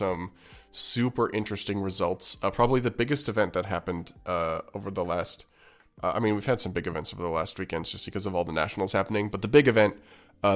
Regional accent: Canada; As a Canadian

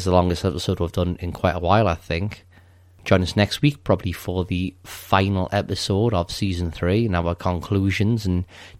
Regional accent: United Kingdom; We're British. No, sorry, I'm British, I'm evil.

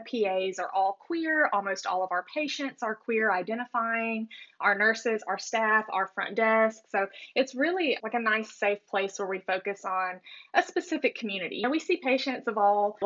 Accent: Alabama, United States; growing up in Alabama

